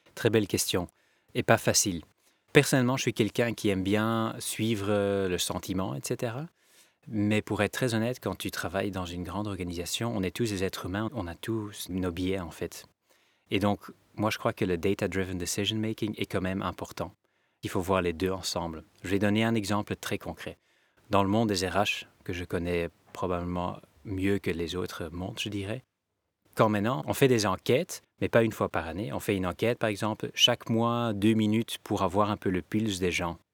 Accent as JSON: {"language": "French", "country": "Belgium", "said": "On est tous des Belges"}